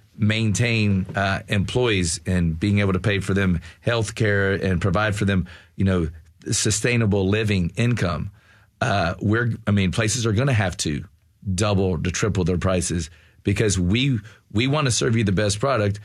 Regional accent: the South, United States; growing up in the South, being white

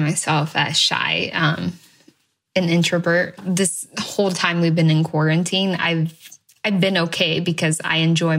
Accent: Washington, United States; born there; also born or lived in Idaho; I was born in Washington State, and my parents picked fruits and other crops like potatoes. We would move between Washington State and Idaho back and forth.

